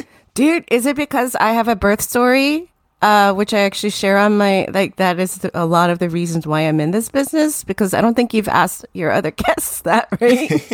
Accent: Tokyo, Japan; moved away as an adult; also born or lived in New Jersey, United States; now in United States; that is when I was still at about nine years old, and all my adolescence, I grew up in Tokyo.

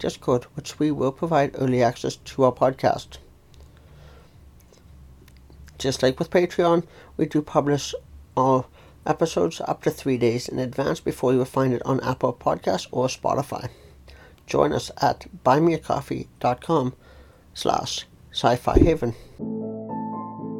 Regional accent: Calgary, Alberta, Canada; also born or lived in near Toronto, Ontario; now in Ontario, Canada; I grew up in the city of Calgary, Alberta, Canada, but now live in a small city close to Toronto, Ontario.

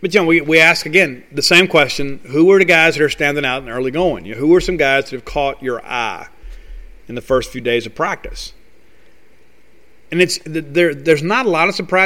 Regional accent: Columbia, Mississippi, United States; being a former Columbia High School Wildcat myself

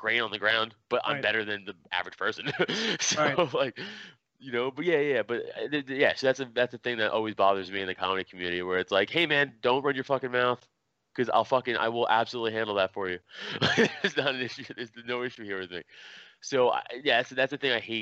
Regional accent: New York City, New York, United States; I'm from Staten Island

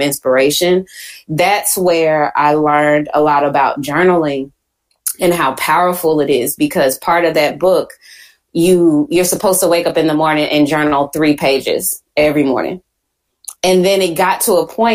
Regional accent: Houston, Texas, United States; accent: Southern; I'm from Houston

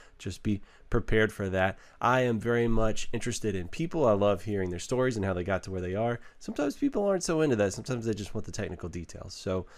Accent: Waco, Texas, United States; I grew up in Waco

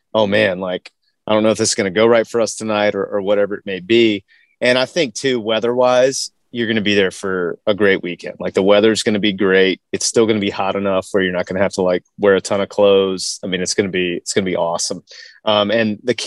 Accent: Virginia, United States; I am from a little map.dot town in Virginia. And obviously, Virginia being one of the colonial states, pretty much everywhere in and around where I grew up

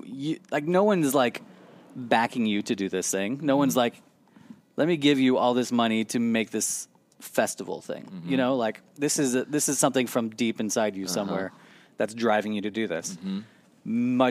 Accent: Florida, United States; I am from Florida

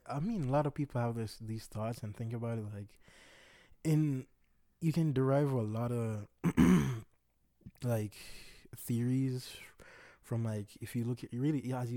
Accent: Jamaica; Yes, I'm Jamaican.

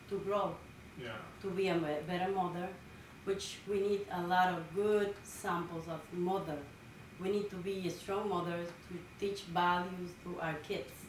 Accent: Dominican Republic; now in Lynn, United States; I was born in the Dominican Republic. Mm -hmm. uh, I was raised in a small little village. They they grow rice, so everybody was really humble. It's like from the countryside of the Dominican Republic

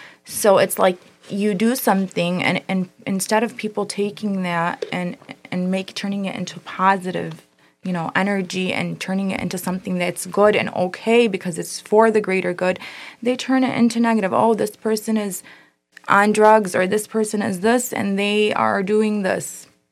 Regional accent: Dearborn, Michigan, United States; I graduated from Fordson. I grew up in Dearborn. Okay. Born and raised there.

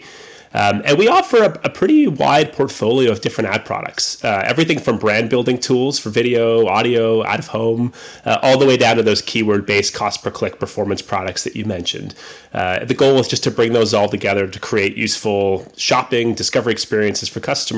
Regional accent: Canada; I am Canadian.

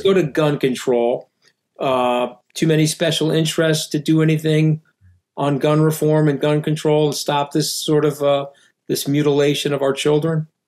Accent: New York, United States; I'm a New Yorker.

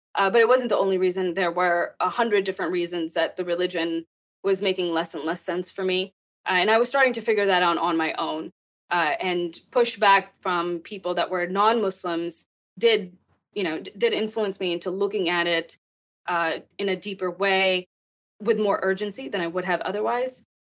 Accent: Texas, United States; also born or lived in Pakistan; I grew up in Texas

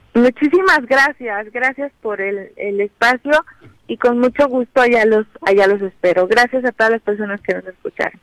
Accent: Morelos, Mexico; estamos viviendo un momento pues muy importante como mexicanas, como mexicanos, como morelenses

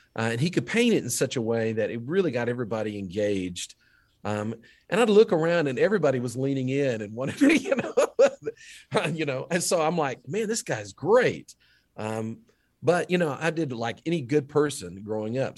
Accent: Duncanville, Texas, United States; my hometown of Duncanville

